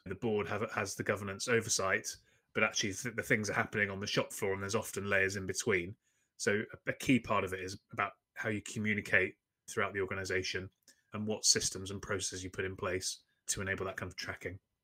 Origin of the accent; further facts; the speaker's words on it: London, United Kingdom; I'm from London in the U K